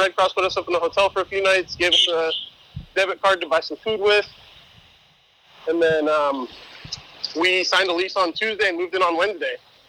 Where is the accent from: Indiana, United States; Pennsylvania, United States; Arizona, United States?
Arizona, United States; also born or lived in Manhattan, New York; now in New York City, United States; both Hannah and I are from the Southwest, so she's from Southern California and I'm from Arizona.